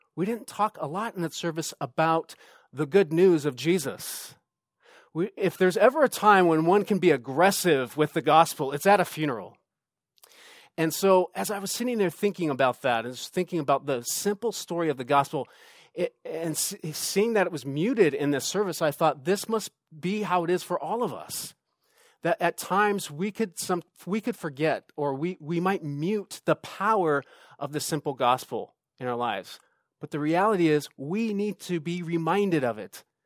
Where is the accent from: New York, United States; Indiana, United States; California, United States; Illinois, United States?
California, United States; Southern; moved away as an adult; now in Sonoma County, United States; we moved up here a few years ago to do ministry, and we're originally from Southern California